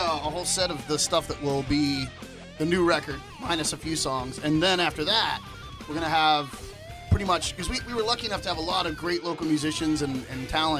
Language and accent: English; Maryland, United States; also born or lived in Orlando; now in Seattle, United States; Maryland. I grew up in Maryland.